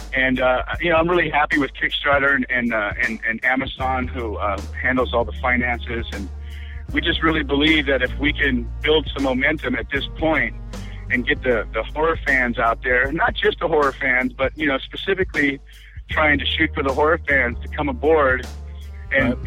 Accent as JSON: {"language": "English", "town": "Los Angeles", "region": "California", "country": "United States", "tie": "born or raised there", "said": "I was I was raised in Hollywood"}